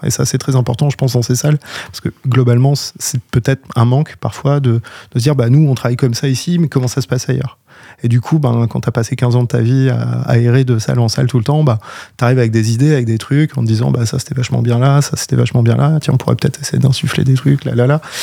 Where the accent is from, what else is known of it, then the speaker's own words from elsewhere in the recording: Orne, Normandy, France; now in Caen, France; je viens pas de Caen à la base, donc je viens de l'Orne